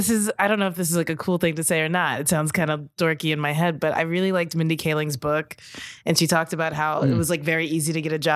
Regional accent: Kentucky, United States; moved away as an adult; now in New York, United States; I was from Kentucky.

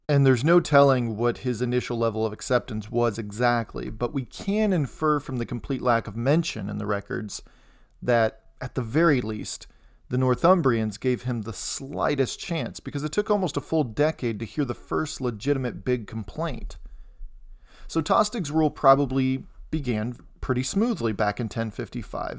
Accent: Indiana, United States; my home state of Indiana

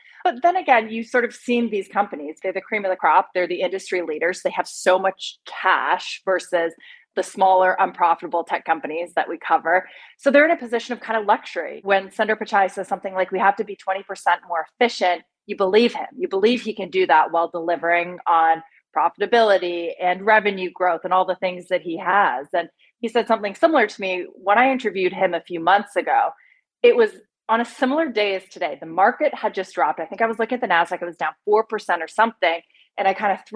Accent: Canada; moved away as an adult; also born or lived in Singapore / Beijing / London / Vancouver; now in United States; I'm Canadian

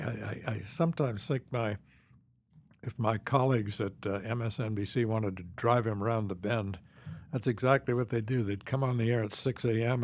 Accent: Champaign, Illinois, United States; moved away; also born or lived in Washington; I grew up in Champaign, Urbana.

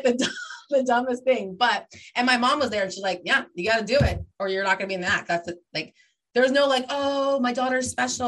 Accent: Redlands, California, United States; So we moved to Southern California when I was little. I was like 4, I think. My sister was 2. And a couple of years in, it was a little town called Redlands, which is in the 909

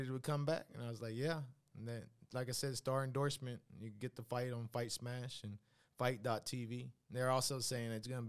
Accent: Waco, Texas, United States; I'm from Waco, Texas, born and raised.

